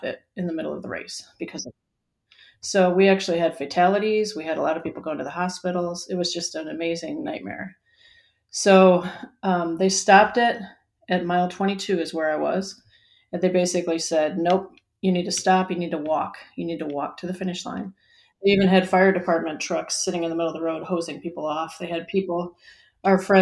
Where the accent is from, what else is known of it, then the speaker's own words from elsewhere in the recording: Chicago, Illinois, United States; moved away as an adult; now in North Carolina, United States; I grew up in Chicago, and then I moved to North Carolina during the pandemic